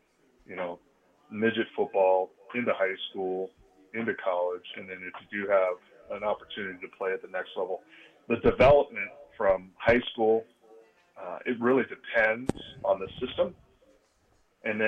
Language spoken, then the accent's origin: English; Phoenix, Arizona, United States; I was born in Phoenix. My mom's family was from Phoenix